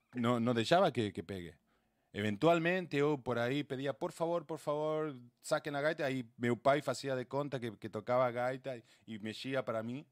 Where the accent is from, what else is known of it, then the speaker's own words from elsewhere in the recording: Argentina; also born or lived in Rio Grande do Sul, Brazil; now in Brazil; yo, que soy de, Argentina